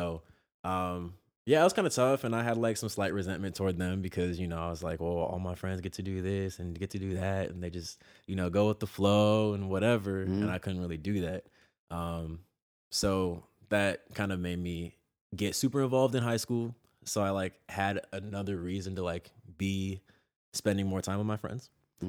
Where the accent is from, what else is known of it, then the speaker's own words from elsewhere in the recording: San Jose, California, United States; Sure, sure. Yeah, San Jose was a trip. It's Silicon Valley, so it's like very heavily tech and busine